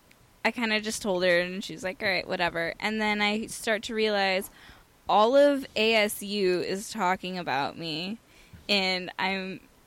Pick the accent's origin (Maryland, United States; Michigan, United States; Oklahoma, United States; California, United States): California, United States; San Fernando Valley; I grew up in Porn Valley. Okay. San Fernando.